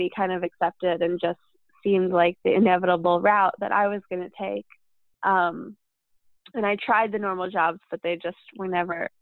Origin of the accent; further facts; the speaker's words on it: New York City, New York, United States; I grew up in the East Village outside of my parents' store.